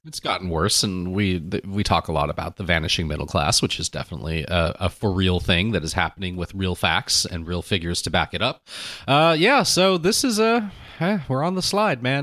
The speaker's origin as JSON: {"language": "English", "town": "Anaheim", "region": "California", "country": "United States", "tie": "born or raised there", "said": "my experience growing up in Anaheim"}